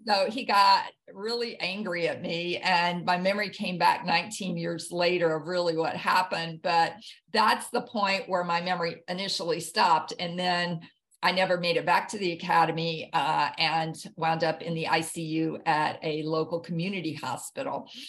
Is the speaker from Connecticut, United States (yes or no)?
no; Jackson, Mississippi, United States; moved away as an adult; also born or lived in Hawaii; now in New Bern, United States; I grew up in Jackson, Mississippi